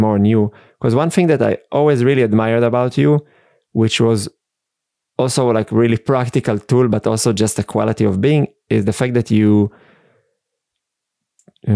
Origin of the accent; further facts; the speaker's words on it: Israel; English is a second language; moved away as an adult; now in Austria; I grew up in Israel